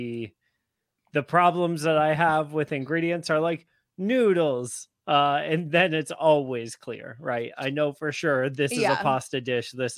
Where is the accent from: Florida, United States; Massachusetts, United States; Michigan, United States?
Massachusetts, United States; Growing up in Massachusetts